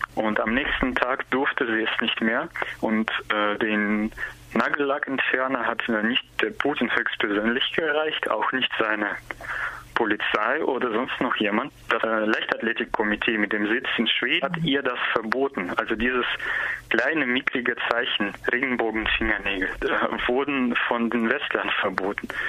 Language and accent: German; Germany; wie in Deutschland